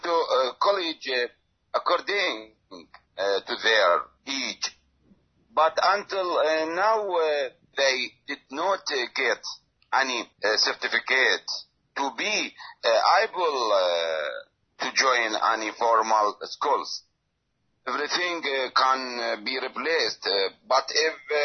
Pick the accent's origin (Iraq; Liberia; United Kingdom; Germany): Iraq; moved away as an adult; now in Indonesia; from Iraq, father of four children. I left Iraq in 2016